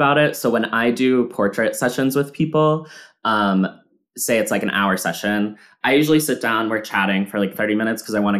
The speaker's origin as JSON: {"language": "English", "region": "Massachusetts", "country": "United States", "tie": "born or raised there", "said": "And we're talking about like, where did you grow up? Oh my God, Massachusetts, me too."}